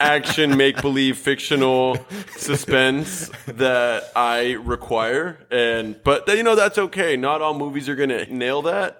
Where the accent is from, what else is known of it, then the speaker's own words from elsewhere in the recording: Southern California, United States; we were raised both in Southern California